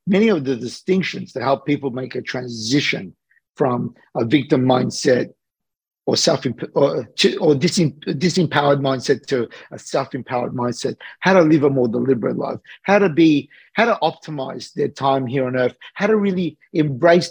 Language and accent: English; Australia; I'm an Australian guy that's living between Sydney and LA.